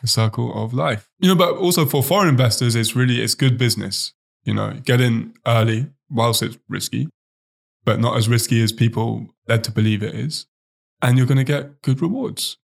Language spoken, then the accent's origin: English; Oxford, South East England, United Kingdom; moved away; I actually know some guys back in my hometown in Oxford